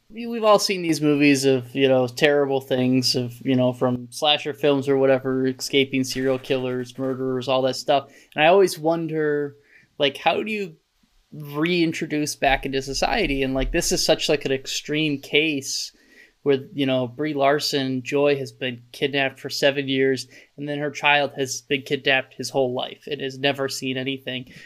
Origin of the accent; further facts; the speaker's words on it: Michigan, United States; growing up in Michigan